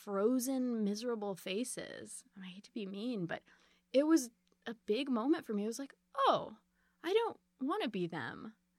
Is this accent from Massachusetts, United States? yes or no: yes; Boston, Massachusetts, United States; born there; also born or lived in Chicago; My family moved a lot. I was born in Boston.